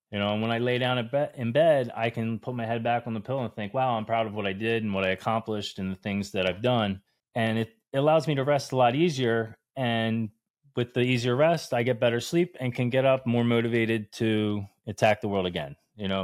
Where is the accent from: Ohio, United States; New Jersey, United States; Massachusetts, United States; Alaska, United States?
New Jersey, United States; moved away as an adult; I'm originally from New Jersey